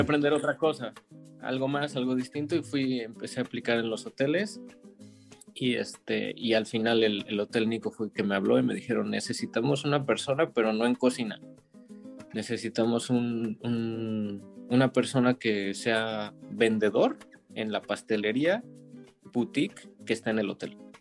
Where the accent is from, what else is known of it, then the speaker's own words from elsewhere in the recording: Mexico City, Mexico; moved away as an adult; now in Paris, France; soy de la Ciudad de México, de Iztapalapa